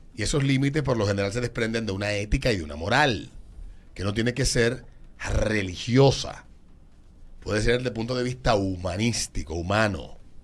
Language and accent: Spanish; Dominican Republic; A mí como dominicano